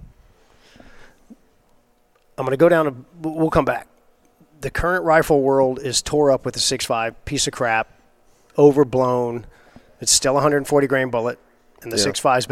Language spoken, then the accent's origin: English; Texas coast, United States; I grew up fishing on the Texas coast